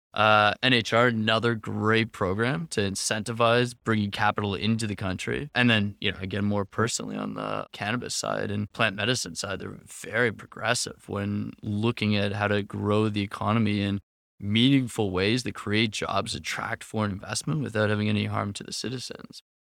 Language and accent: English; Canada; moved away as an adult; also born or lived in Nicaragua; now in Lisbon, Portugal; I'm Canadian